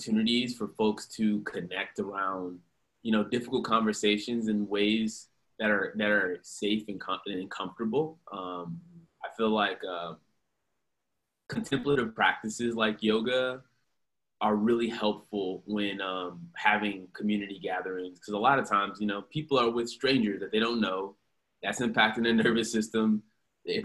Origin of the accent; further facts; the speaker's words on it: Houston, Texas, United States; also born or lived in Tallahassee, Florida; now in Austin, United States; I'm originally from Houston. I grew up in Houston for most of my life